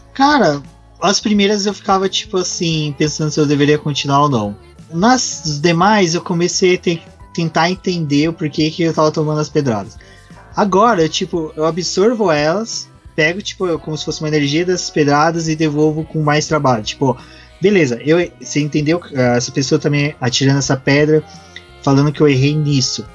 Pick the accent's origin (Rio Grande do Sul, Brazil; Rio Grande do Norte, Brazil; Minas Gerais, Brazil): Minas Gerais, Brazil; Guaxupé; now in São Paulo, Brazil; eu venho de uma cidade que é conhecida entre morros e colinas, é o cu de Minas, cidade de Guaxupé